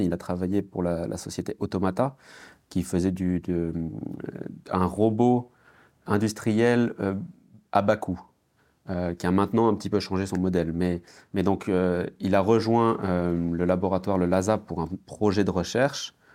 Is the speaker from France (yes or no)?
yes; France; quand j'étais enfant, euh, en France